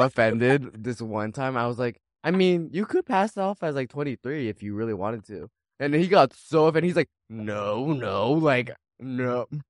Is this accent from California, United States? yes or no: yes; Orange County, California, United States; I'm from Orange County